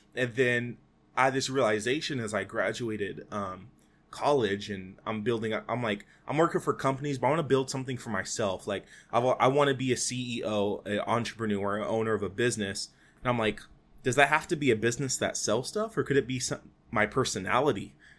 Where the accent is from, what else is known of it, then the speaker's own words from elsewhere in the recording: Fresno, California, United States; my hometown for Fresno.